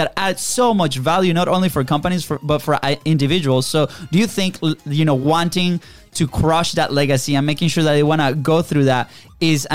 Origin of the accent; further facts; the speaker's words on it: Venezuela; moved away; we are originally from Venezuela